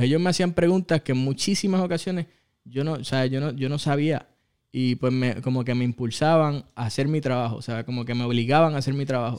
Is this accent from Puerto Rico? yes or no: yes; Ponce, Puerto Rico; soy de Ponce